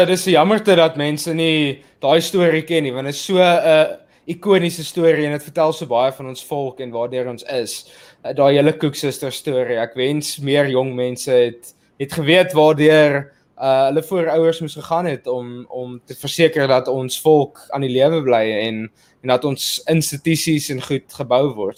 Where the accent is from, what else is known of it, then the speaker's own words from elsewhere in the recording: South Africa; ons is al twee uh nuutgebore of, of vrygebore Suid-Afrikaners en ons het uh in hierdie nuwe demokrasie is ons gebore